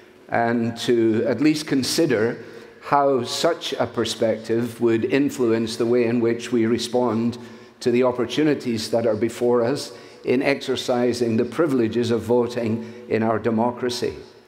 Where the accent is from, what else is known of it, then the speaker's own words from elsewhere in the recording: Scotland, United Kingdom; now in United States; I come as a Scot who is very thankful to be a citizen of the United States of America, which is my adopted home.